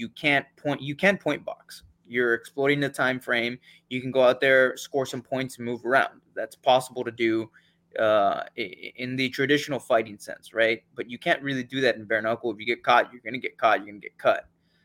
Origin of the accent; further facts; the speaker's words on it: Charleston, South Carolina, United States; I'm from Charleston, South Carolina